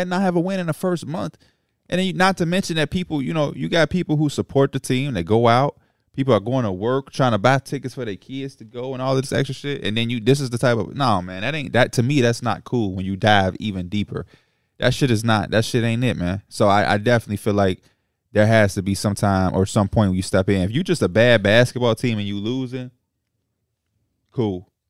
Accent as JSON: {"language": "English", "town": "Chicago", "region": "Illinois", "country": "United States", "said": "And as a Chicagoan"}